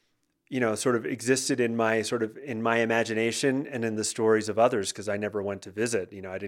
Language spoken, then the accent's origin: English; New York, United States; born there; both of my parents are from Cuba and they came here in the early 60s. I was born here in New York.